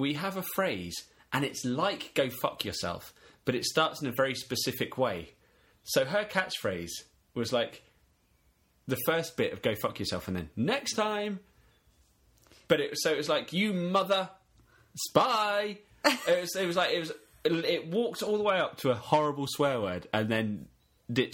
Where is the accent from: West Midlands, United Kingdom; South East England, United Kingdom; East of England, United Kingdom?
South East England, United Kingdom; Kent; accent: Kentish